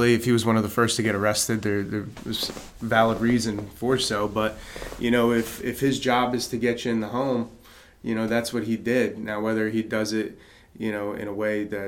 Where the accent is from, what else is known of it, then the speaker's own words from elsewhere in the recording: New Jersey, United States; now in North Carolina, United States; my home state, New Jersey